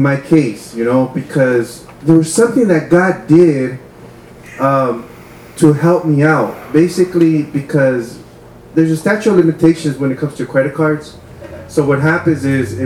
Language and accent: English; Wilmington, United States; growing up in Wilmington, you know, there's like a lot of drugs, a lot of sometimes shootings, especially by the time when I was a teenager